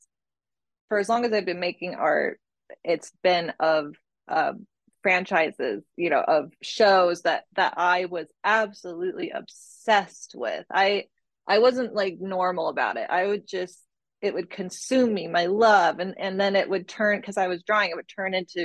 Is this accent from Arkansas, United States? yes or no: no; Northern Virginia, United States; moved away as an adult; also born or lived in Provo, Utah; I am from Northern Virginia, from the DC area